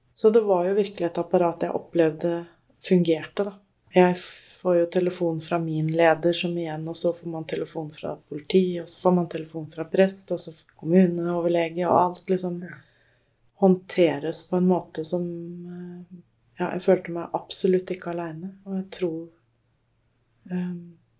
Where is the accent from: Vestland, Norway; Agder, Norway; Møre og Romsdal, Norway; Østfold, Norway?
Østfold, Norway; Moss; also born or lived in Molde / Bærum / Jeløya; Jeg er født i Molde. Bodde i Bærum fram til jeg var sju år. Ja. Og så har jeg bodd i Moss etterpå